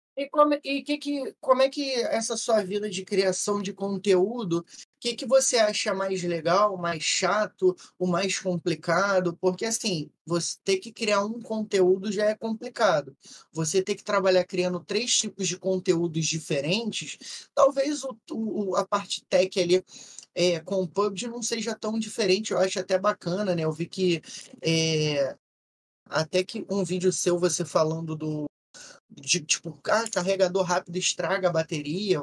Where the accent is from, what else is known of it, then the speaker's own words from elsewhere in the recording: Rio de Janeiro, Brazil; eu sou do, do RJ